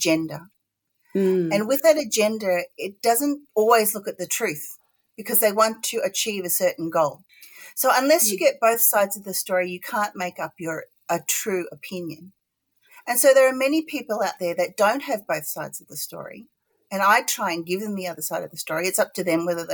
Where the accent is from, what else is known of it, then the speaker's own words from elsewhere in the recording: Gold Coast, Queensland, Australia; accent: not really Ocker; I grew up on the Gold Coast, and all throughout my childhood, all the way to university